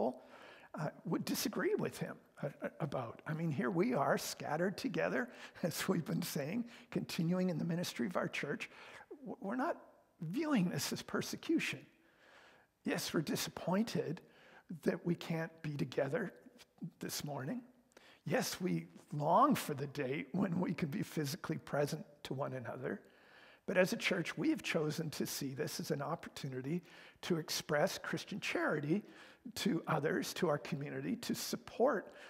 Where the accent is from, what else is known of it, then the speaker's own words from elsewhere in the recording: Canada; I am Canadian